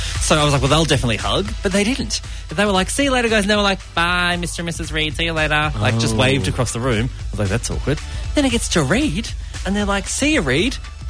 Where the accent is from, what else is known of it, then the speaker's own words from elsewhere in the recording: Berwick, Victoria, Australia; I grew up in Berwick.